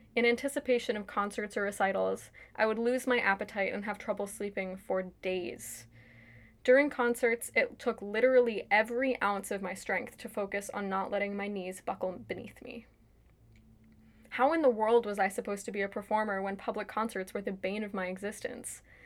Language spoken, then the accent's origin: English; New York, United States; now in Washington, D.C. area, United States; I grew up in New York, currently live outside of Washington, D C